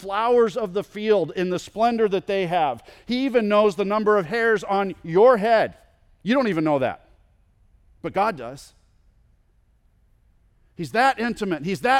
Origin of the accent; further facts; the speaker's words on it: California, United States; I grew up in California, and there's a park that I went to with my friend quite a bit that was on the very edge of where my mom and dad allowed me to ride my bike.